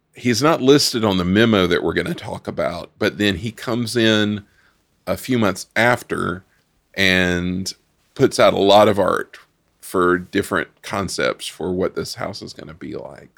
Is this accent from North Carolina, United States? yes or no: yes; North Carolina, United States; we grew up in North Carolina going up to the Cherokee Reservation